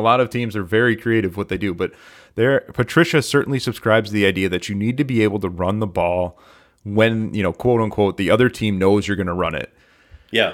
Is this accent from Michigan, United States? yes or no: yes; Michigan, United States; I was born and raised in Michigan